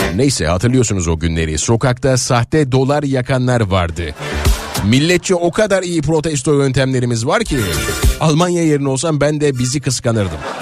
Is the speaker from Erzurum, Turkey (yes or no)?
no; Nazilli, Aydın, Turkey; çocukluğumda e, Nazilli Ovası e, bembeyaz olurdu. Pamuk çok verimli bizim oralarda Nazilli'de